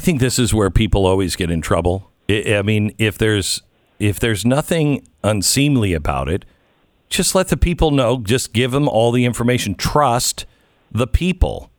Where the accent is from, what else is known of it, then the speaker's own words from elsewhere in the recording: Texas, United States; as a Texan